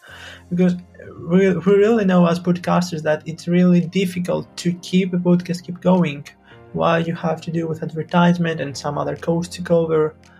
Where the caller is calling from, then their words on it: Greece; I'm from Greece right now, and we can have this amazing conversation while having an internet connection